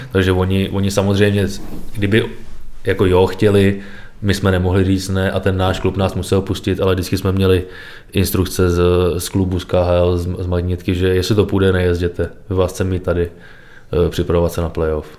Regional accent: Trutnov, Hradec Králové Region, Czechia; když jsem byl malý, začínal jsem v Trutnově, pak jsem přešel do Dvora Králové

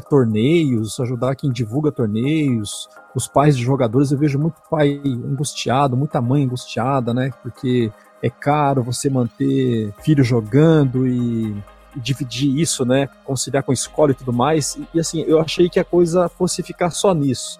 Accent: Paraná, Brazil; now in São Paulo, Brazil; Eu sou paranaense, é. né? Eu tô aqui, aqui em São Paulo, mas eu, eu sou do Paraná

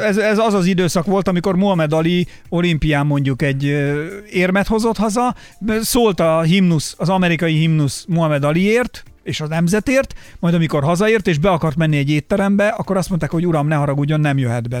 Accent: Barcs, Somogy, Hungary; moved away as an adult; now in Budapest, Hungary; miután felköltöztem Budapestre, ugye én Barcsra jártam középiskolában

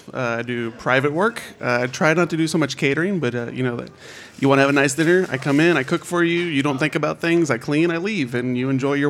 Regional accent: Austin, Texas, United States; I am from Austin.

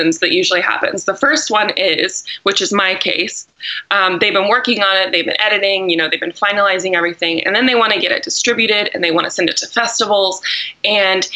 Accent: Los Angeles, California, United States; also born or lived in Texas; I was born in Los Angeles

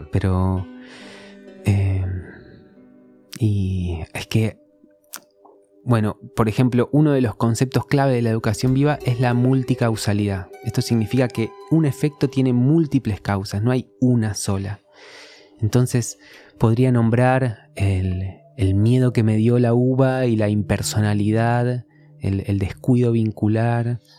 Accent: San Antonio de Padua, Buenos Aires Province, Argentina; Sí, de zona oeste de San Antonio de Padua.

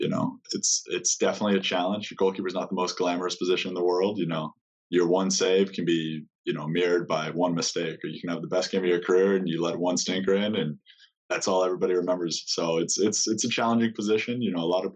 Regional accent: Spokane, Washington, United States; also born or lived in Seattle, Washington; I'm from Spokane, Washington, originally. So I was born there

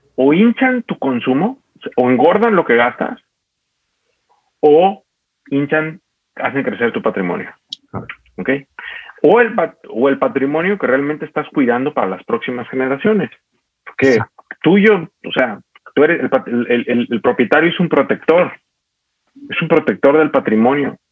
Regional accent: Mexico

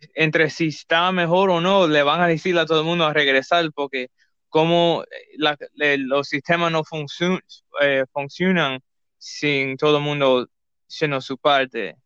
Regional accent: Cuba; somos cubanos

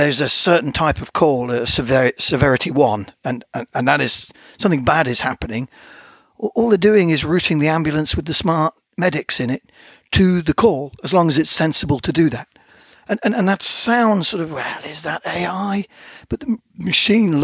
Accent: United Kingdom; we were obviously being British

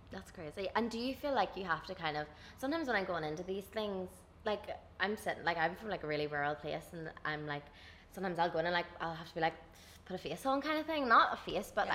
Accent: Dungannon, Northern Ireland, United Kingdom; I'm from Dungannon

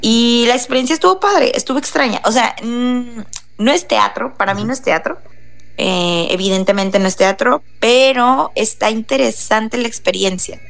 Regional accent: Tijuana, Baja California, Mexico; todos somos de aquí de Tijuana

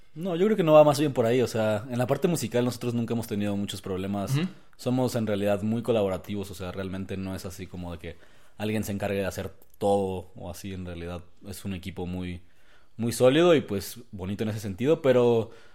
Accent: San Cristóbal de las Casas, Chiapas, Mexico; yo soy de Chiapas, yo soy de San Cristóbal de las Casas.

